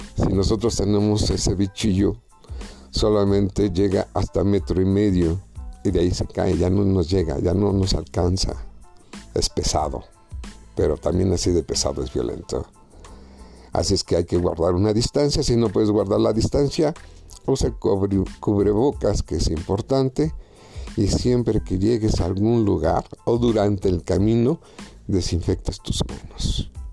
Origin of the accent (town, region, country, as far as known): Mexico